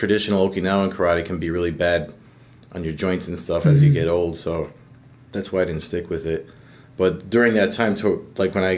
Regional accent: Perth Amboy, New Jersey, United States; the town I grew up in Perth Amboy

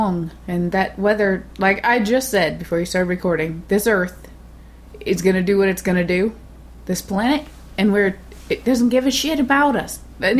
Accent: United States; I'm from America.

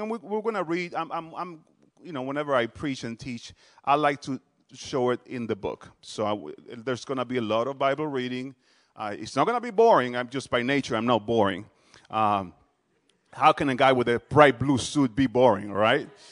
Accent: Dominican Republic; also born or lived in New Jersey; now in Harrisburg, United States; I'm originally from the Dominican Republic

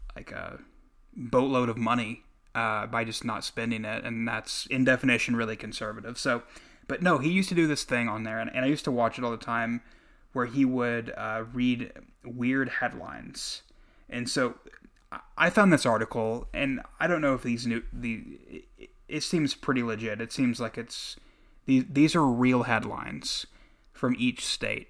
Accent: Oklahoma, United States; I'm from the Midwest, Oklahoma

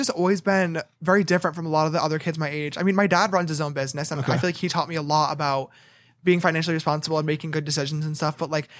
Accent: Bethlehem, New York, United States; No. Right outside of Albany. Okay, a town called Bethlehem.

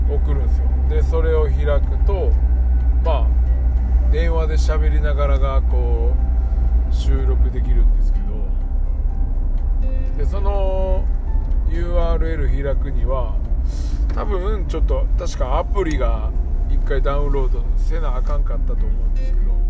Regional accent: Nara, Japan; now in Kizugawa, Japan; 僕はまあ出身奈良やから

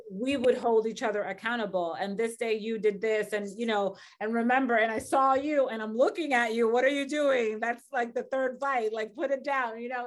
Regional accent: Dominican Republic; moved away; I grew up in the Dominican Republic, very crazy, just, like, very crazy, violent

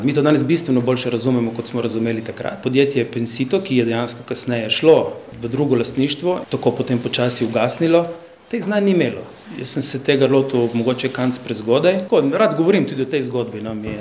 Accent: Slovenia; also born or lived in Slovenian Istria; Slovenci smo

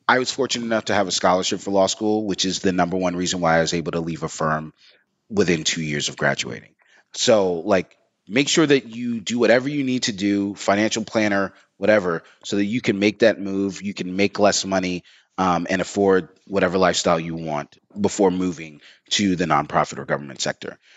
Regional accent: New York, United States; I'm from New York

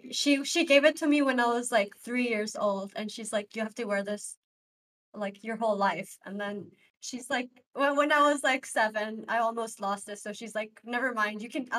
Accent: India; I'm Indian, but I also have that. We have that tradition, like a small gold stud and in your ear.

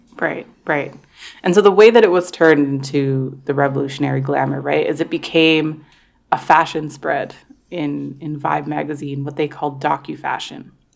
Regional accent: Toronto, Ontario, Canada; growing up in Toronto, we did celebrate Black History Month

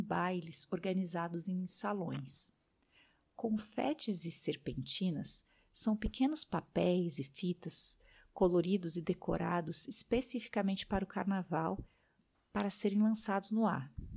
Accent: Brazil; now in France; minha rotina de brasileira vivendo no exterior

